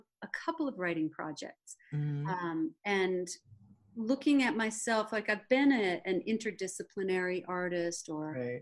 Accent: Duluth, Minnesota, United States; moved away; I grew up in Duluth, Minnesota

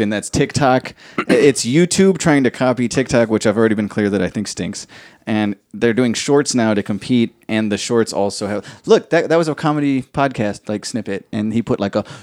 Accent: Philadelphia, Pennsylvania, United States; accent: South Philly; got like a Hispanic, but I'm I'm from South Philly accent.

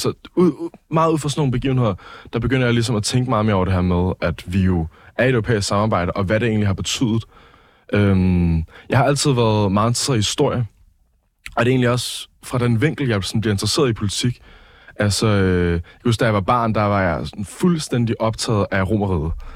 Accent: Copenhagen, Capital Region of Denmark, Denmark; jeg er opvokset i København

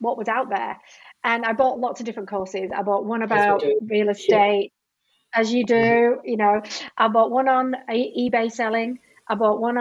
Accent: United Kingdom; moved away as an adult; also born or lived in Sydney, Australia; I am British

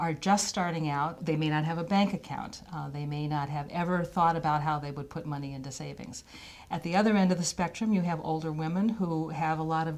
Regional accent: Philadelphia, Pennsylvania, United States; moved away as an adult; also born or lived in Washington, D.C. / Boston; I grew up in Philadelphia

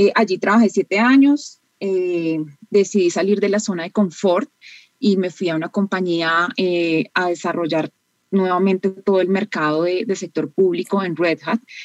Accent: Colombia; soy colombiana

